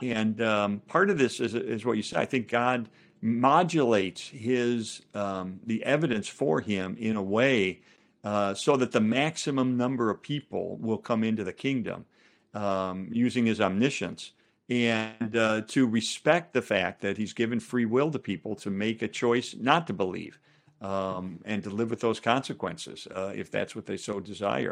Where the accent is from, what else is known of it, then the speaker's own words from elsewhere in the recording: Chicago, Illinois, United States; I'm from Chicago